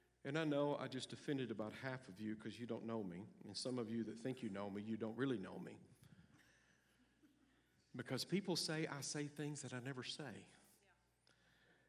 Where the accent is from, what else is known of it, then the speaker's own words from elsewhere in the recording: United States; I'm an American